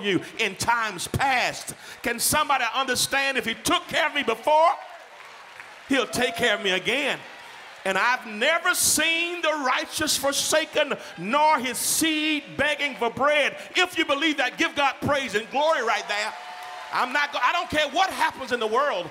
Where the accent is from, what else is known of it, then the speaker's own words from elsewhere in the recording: Georgia, United States; I'm from Georgia.